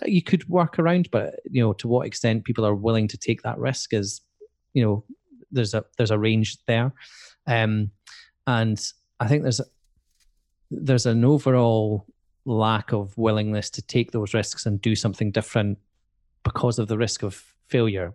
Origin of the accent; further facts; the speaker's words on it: Edinburgh, Scotland, United Kingdom; moved away as an adult; also born or lived in Aberdeen; I'm from Edinburgh and I wanted to, to move out of Edinburgh